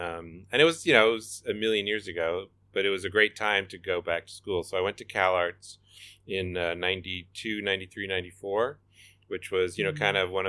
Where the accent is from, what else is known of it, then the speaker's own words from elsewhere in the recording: East Coast, United States; moved away; I grew up on the East Coast